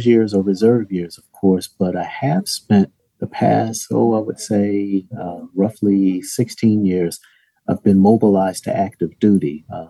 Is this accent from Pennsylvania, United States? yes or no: yes; Philadelphia, Pennsylvania, United States; I was born and raised in West Philadelphia